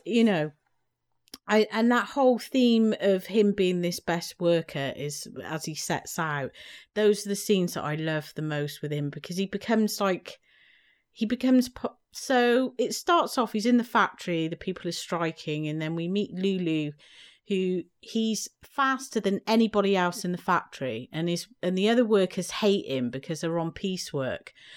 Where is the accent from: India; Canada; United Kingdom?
United Kingdom; I grew up in Britain in the seventies